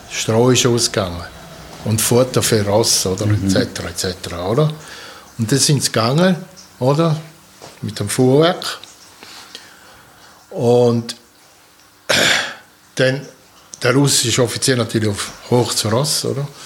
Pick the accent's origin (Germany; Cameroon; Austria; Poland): Poland; born there; Ich bin geboren in Polen am 13.08.1948 in Swotow.